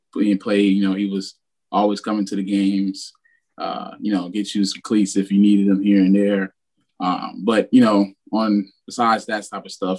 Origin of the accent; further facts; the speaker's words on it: Miami, Florida, United States; I'm from Miami, Florida, and I call Liberty City hometown.